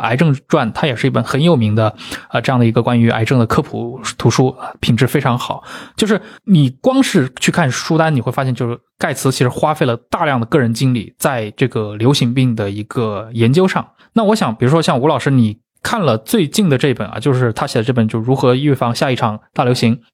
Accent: China; 我们作为中国人

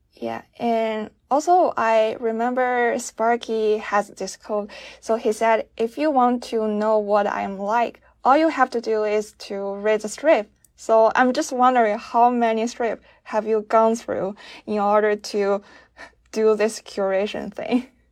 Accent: China; I'm from China

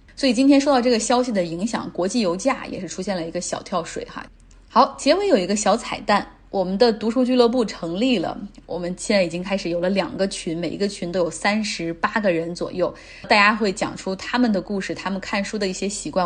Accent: Luoyang, Henan, China; now in Changsha, China; 我是来自河南洛阳的一位宝妈，但是现在定居于湖南长沙

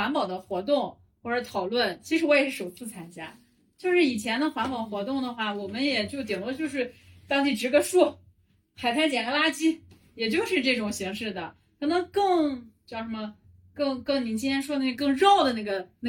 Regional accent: Qingdao, Shandong, China; 因为因为我是海边的嘛，我是青岛的，然后我从小接触的就是海沙

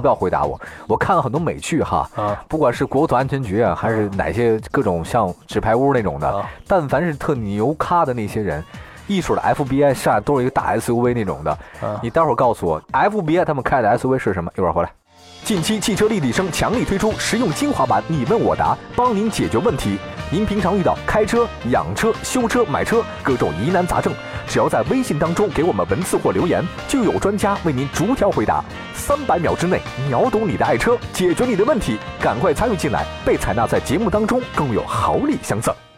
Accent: China; 我们中国人都觉得这个车越好

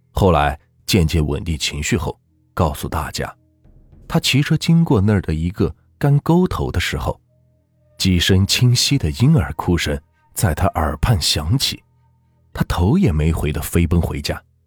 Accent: Anhui, China; 我呢，也是安徽人

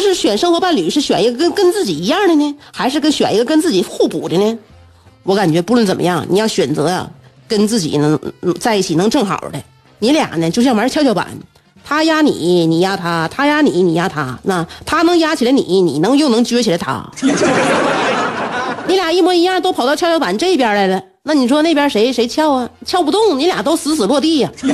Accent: Northeast China, China; 过瘾就是我们东北人追求的最高境界

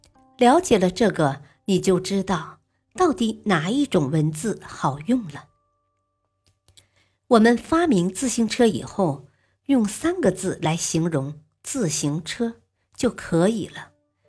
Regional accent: Fujian, China; also born or lived in Fuzhou; 我是闽南人，不会讲福州话。我的初中是在福州读的

